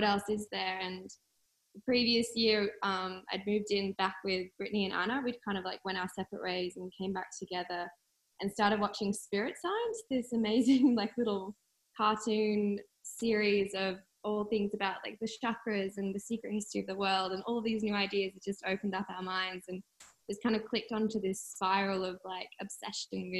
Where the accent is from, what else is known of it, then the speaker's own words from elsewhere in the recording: Sydney, New South Wales, Australia; I grew up on the Northern Beaches in Sydney.